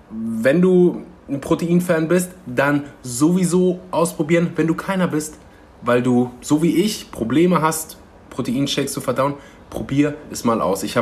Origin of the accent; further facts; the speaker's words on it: Germany; born there; meine Eltern kommen gebürtig aus Usbekistan, ähm, sind dann irgendwann mal, also erst Russland, dann verschleppt nach Usbekistan, dann nach Deutschland, da bin ich auch geboren.